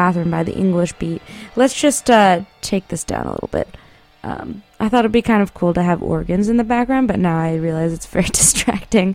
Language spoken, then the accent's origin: English; San Marino, California, United States; my hometown, San Marino